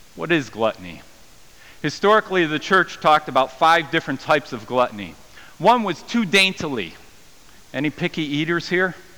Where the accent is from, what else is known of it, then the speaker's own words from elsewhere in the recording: United States; I'm American